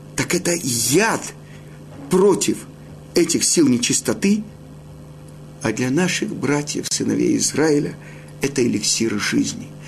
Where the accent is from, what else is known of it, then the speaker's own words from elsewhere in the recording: Odesa, Odesa Oblast, Ukraine; я родом из Одессы